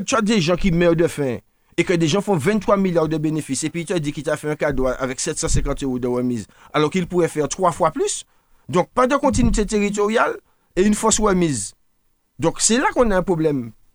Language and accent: French; Martinique; si on est martiniquais